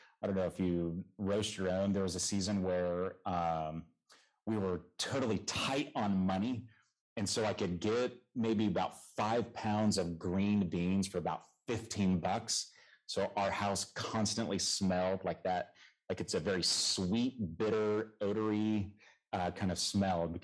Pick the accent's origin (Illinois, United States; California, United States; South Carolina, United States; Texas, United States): California, United States; Southern; I am from the Lord's country, Southern California, the true South